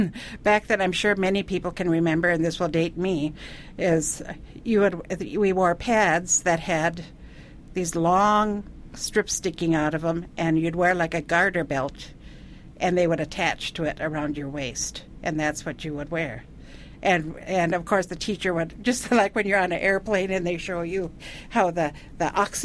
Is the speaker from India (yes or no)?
yes; India; now in United States; I was homeschooled. I grew up in India, so my mother homeschooled me. And every 5 years, we'd come to the United States for a year.